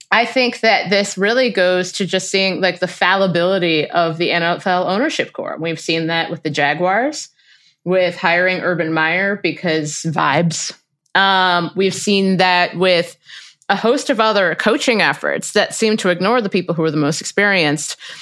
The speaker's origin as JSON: {"language": "English", "town": "Cincinnati", "region": "Ohio", "country": "United States", "said": "I'm from Cincinnati"}